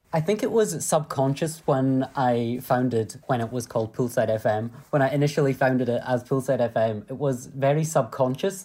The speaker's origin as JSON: {"language": "English", "region": "Scotland", "country": "United Kingdom", "said": "I'm a Scottish entrepreneur."}